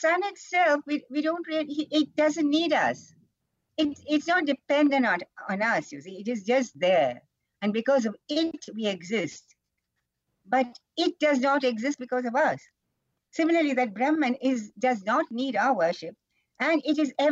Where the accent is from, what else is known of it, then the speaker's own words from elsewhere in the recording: Kerala, India; now in Rishikesh, India; I'm from Kerala